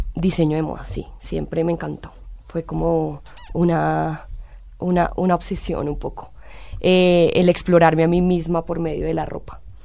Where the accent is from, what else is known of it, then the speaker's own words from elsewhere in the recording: Colombia; moved away as an adult; also born or lived in Italy; siempre me ha sentido muy colombiana, muy orgullosa de ser colombiana